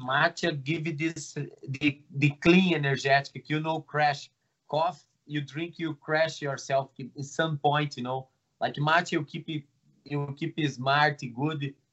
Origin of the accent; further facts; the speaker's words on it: Brazil; English is a second language; now in Toronto, Canada; I'm from Brazil.